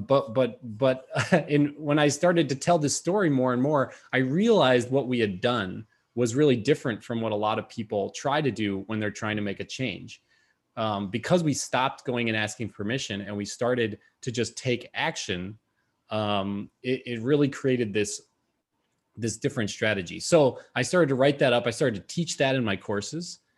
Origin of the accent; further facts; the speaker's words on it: Madison, Wisconsin, United States; moved away; Madison, that's my hometown.